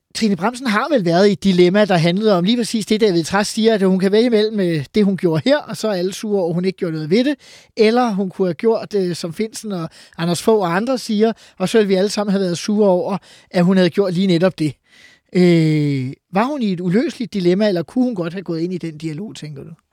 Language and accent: Danish; Farum, Capital Region of Denmark, Denmark; jeg er jo fra Farum, og har været øh, dermed øh, boet i en kommune, hvor Peter Brikstofte var borgmester